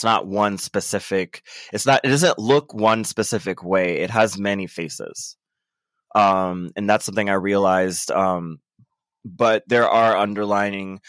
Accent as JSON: {"language": "English", "town": "Orlando", "region": "Florida", "country": "United States", "said": "I'm from Orlando, Florida."}